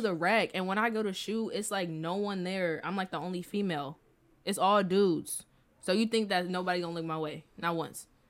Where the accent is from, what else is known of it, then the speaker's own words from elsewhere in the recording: St. Louis, Missouri, United States; I'm from Saint Louis